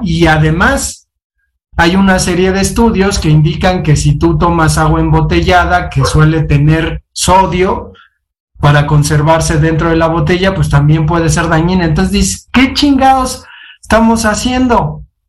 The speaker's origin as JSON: {"language": "Spanish", "country": "Mexico", "said": "nosotros somos mexicanos"}